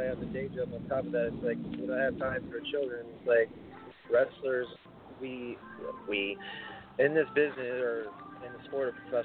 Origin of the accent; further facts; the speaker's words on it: New York, United States; I'm from New York